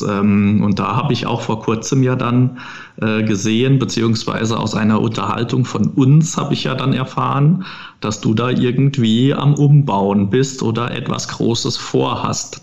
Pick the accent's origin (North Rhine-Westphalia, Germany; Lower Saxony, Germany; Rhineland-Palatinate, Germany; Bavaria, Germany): Rhineland-Palatinate, Germany; bei uns im Pfälzischen